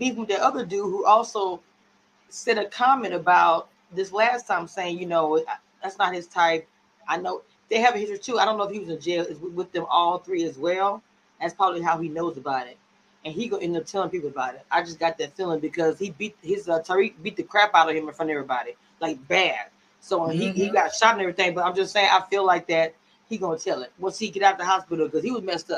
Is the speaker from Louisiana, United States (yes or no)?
yes; Louisiana, United States; I'm from Louisiana, and it's in the South